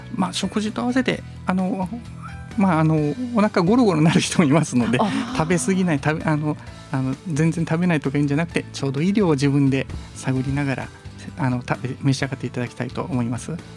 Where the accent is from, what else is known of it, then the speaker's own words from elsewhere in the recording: Yonago, Tottori, Japan; 小さい頃あの私あの米子市のくずもで生まれ育った